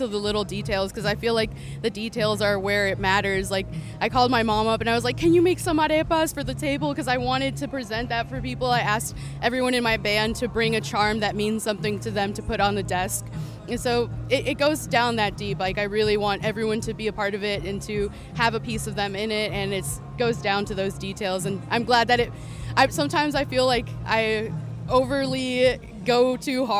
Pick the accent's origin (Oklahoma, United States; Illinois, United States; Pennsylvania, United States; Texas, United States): Illinois, United States; Chicago; in my hometown